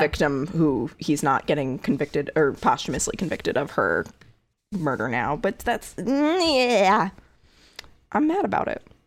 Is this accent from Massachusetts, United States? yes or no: no; Connecticut, United States; my home state of Connecticut.